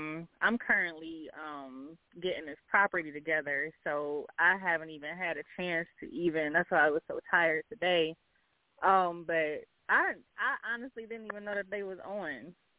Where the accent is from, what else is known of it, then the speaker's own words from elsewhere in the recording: Ohio, United States; I'm from Ohio.